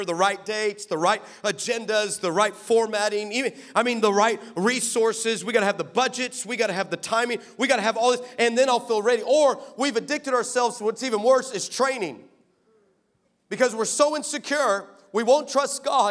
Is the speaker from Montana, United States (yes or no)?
no; Texas, United States; now in California, United States; I live in California, but I'm from Texas. I spent most of my life in Texas